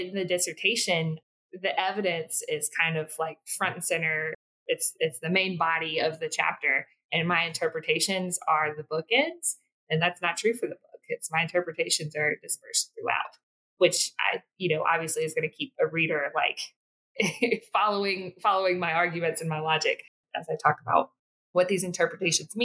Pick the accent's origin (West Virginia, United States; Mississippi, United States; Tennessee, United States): Mississippi, United States; South; I born and raised in South Mississippi